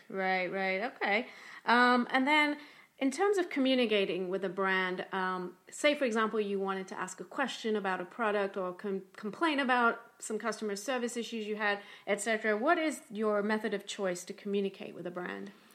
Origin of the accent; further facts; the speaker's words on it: London, United Kingdom; moved away as an adult; now in Tampa, United States; I'm from London, England, but have been living and working in Tampa, Florida for about twenty-three years.